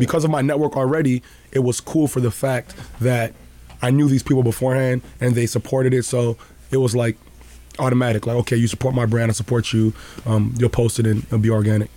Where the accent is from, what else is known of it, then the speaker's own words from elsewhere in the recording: Toronto, Ontario, Canada; also born or lived in Juarez, Mexico; I grew up in Rexdale.